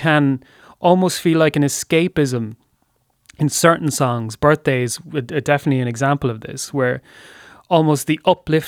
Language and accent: English; Waterford, Munster, Ireland; I grew up not in Dublin, but in Waterford, in similar circumstances